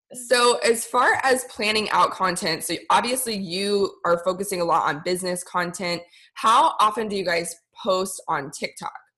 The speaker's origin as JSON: {"language": "English", "country": "United States", "tie": "born or raised there", "also_born_or_lived": "Indonesia", "said": "as a white person growing up in America. Actually, I did grow up partially in Indonesia"}